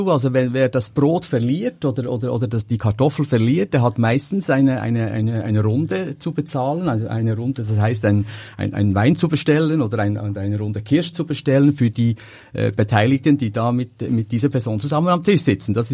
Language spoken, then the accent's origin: German; Switzerland; nur kommen wir natürlich aus der Schweiz und machen das natürlich klassisch mit unseren bekannten Käsesorten.